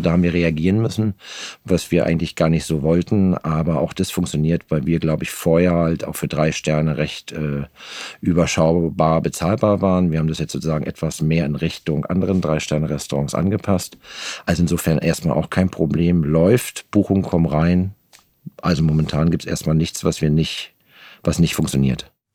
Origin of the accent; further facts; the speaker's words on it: Geltow, Brandenburg, Germany; also born or lived in Babelsberg / Potsdam; now in Berlin, Germany; die ersten Jahre in Babelsberg, später ganz kurz äh, in Potsdam in Nähe der Kliniker Brücke am Heiligen See äh, aufgewachsen und den Rest meiner Kindheit habe ich in Geltow verbracht